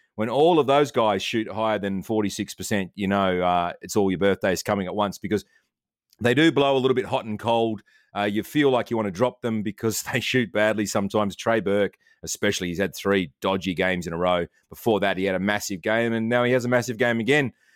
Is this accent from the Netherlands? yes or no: no; Australia; I'm Australian.